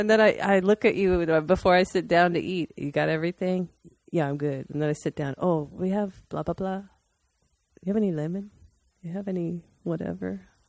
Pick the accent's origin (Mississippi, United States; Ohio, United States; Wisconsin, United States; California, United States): Ohio, United States; also born or lived in Aurora, Colorado; So my mom and dad, we moved to Colorado three times from Ohio because my dad was in construction and there were a lot of construction jobs back in the 70s and 80s in Colorado. And I lived in Aurora each time, which was a suburb of Denver.